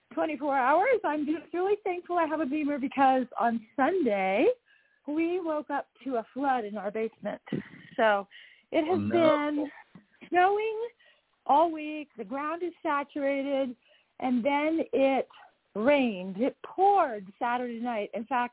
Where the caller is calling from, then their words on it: just south of Salt Lake, Utah, United States; I am calling in from just south of Salt Lake in Utah.